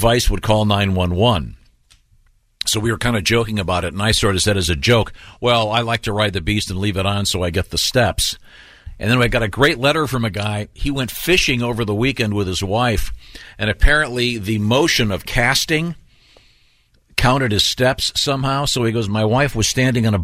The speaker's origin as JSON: {"language": "English", "town": "Shaker Heights", "region": "Ohio", "country": "United States", "tie": "born or raised there", "said": "we grew up in Shaker Heights, Ohio"}